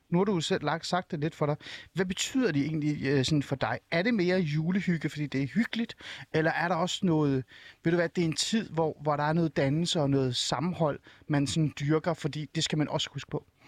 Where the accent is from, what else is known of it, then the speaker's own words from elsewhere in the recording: Iran; now in Denmark; Men jeg kommer jo oprindeligt fra Iran